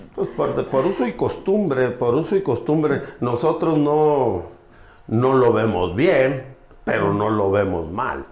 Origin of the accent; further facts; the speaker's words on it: Gómez Farías, Chihuahua, Mexico; also born or lived in Colonia LeBarón, Chihuahua; yo nací en un pueblo de la sierra, me imagino que ahorita Levarón está abajo, Colonia Levarón, se llama Gómez Faría Chihuahua.